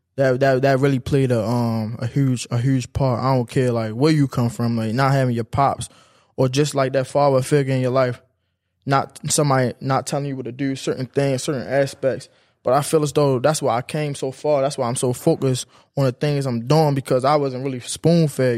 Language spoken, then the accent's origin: English; Baltimore, Maryland, United States; I'm coming from West Baltimore